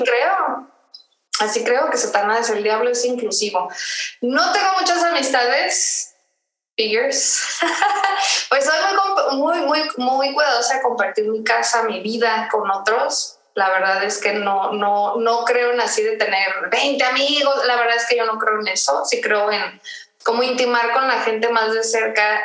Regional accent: Tijuana, Baja California, Mexico; moved away as an adult; also born or lived in Mexico City; soy de Tijuana, ahí me crié, ahí, ahí, crecí

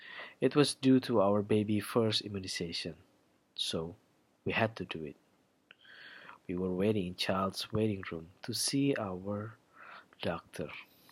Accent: Indonesia; I come from Indonesia.

